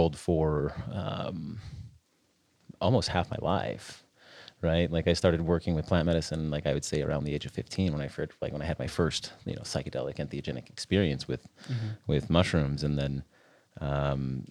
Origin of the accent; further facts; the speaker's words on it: just outside of Salt Lake City, Utah, United States; I grew up here in Utah, just outside of Salt Lake City.